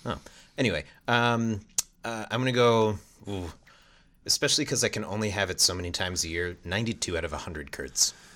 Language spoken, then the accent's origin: English; East Coast, United States; also born or lived in Washington, D.C.; I'm from the East Coast.